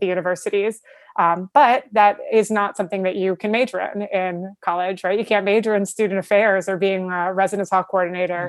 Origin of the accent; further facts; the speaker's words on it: New York, United States; also born or lived in Buffalo, New York; I'm from New York